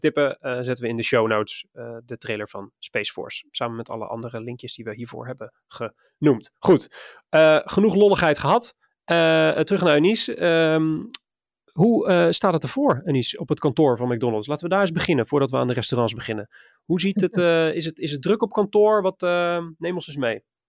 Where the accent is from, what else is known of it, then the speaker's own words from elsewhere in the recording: Maassluis, South Holland, Netherlands; ik ben opgegroeid in Maasluis, een klein plaatsje vlakbij ehm, vlakbij Rotterdam